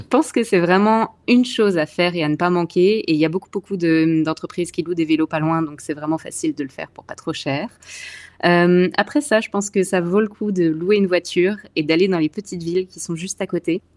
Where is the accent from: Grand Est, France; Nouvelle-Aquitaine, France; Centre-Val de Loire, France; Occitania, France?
Grand Est, France; Alsace; moved away as an adult; also born or lived in Paris / Montreal / Vancouver; now in Canada; je viens d'Alsace, dans l'est de la France, donc pas très loin de Strasbourg. J'y ai vécu euh, toute mon enfance